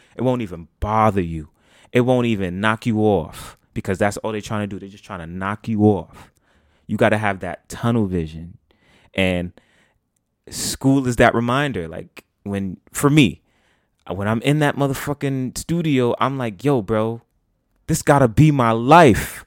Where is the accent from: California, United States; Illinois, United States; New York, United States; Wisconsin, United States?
New York, United States; as a New Yorker